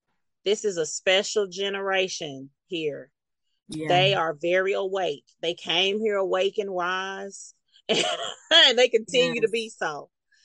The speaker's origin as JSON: {"language": "English", "town": "Meridian", "region": "Mississippi", "country": "United States", "tie": "born or raised there", "said": "I'm 51. I was raised in Meridian, Mississippi. And if you recall about us born in the 70s, the parents weren't doing a whole lot of hand holding."}